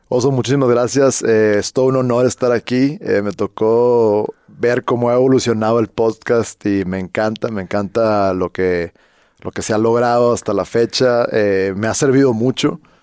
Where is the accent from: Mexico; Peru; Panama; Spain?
Mexico; Hermosillo, Sonora; moved away as an adult; also born or lived in Guadalajara / Mexico City; soy de Hermosillo